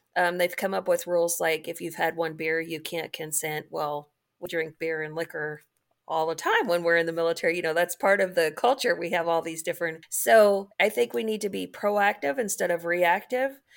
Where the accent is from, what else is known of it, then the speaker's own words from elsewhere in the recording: Kentucky, United States; moved away as an adult; also born or lived in Fort Knox / Norfolk, Virginia; I grew up in Kentucky